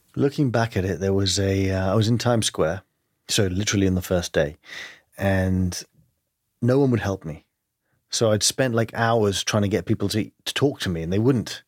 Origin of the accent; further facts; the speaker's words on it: London, United Kingdom; accent: English; moved away; I grew up in London, uh, but my family is Greek